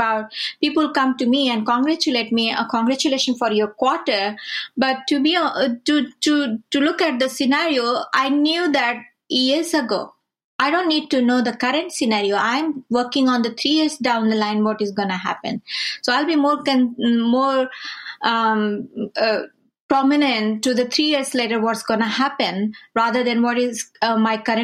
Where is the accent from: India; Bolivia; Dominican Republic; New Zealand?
India; I'm from India